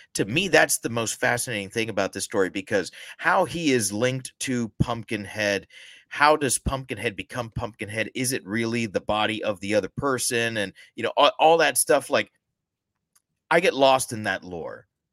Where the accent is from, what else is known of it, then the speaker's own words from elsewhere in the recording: the South, United States; we're both from the South